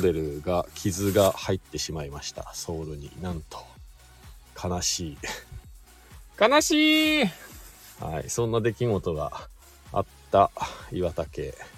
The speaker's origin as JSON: {"language": "Japanese", "region": "Shizuoka", "country": "Japan", "tie": "born or raised there", "moved": "yes", "lives_now": "Hakuba, Japan", "said": "静岡県出身なんですけども、まあ、スノーボードがきっかけで白馬村に移住して"}